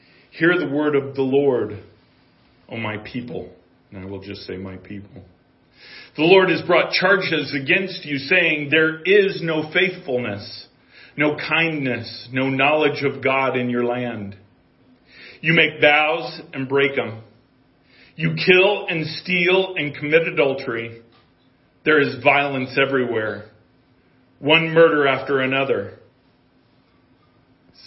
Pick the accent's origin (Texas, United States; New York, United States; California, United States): California, United States; Southern; moved away; growing up in California, in Southern California